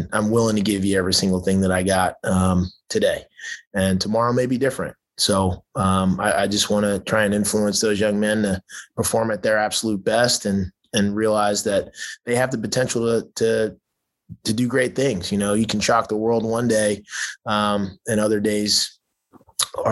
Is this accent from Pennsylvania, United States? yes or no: no; Baltimore, Maryland, United States; also born or lived in Southern California; now in Texas, United States; growing up in Baltimore